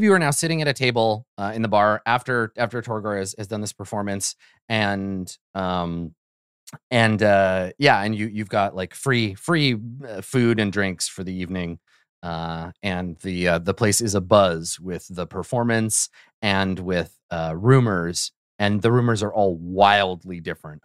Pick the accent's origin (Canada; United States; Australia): Canada; I'm from Canada.